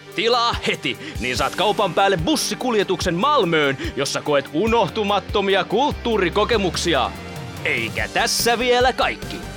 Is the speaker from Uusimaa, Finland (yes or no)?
yes; Myrskylä, Uusimaa, Finland; me ollaan Myrskylästä